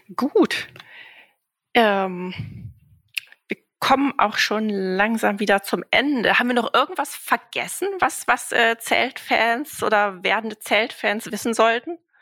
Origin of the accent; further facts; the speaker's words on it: Northern Germany, Germany; im Norden, da in meiner Heimat